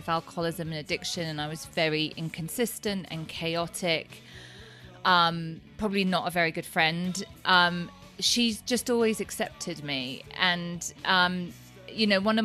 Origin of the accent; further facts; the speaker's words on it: Thetford, East of England, United Kingdom; moved away as an adult; also born or lived in Cambridge; now in Lake Tahoe, United States; we grew up in Thetford in Norfolk in low income housing